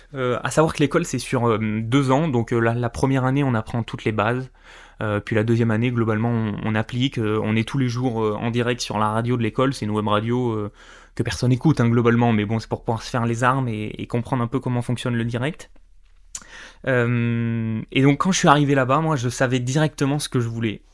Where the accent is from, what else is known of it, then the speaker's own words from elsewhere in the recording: Corrèze, Limousin, Nouvelle-Aquitaine, France; je suis né euh, en Corrèze dans le Limousin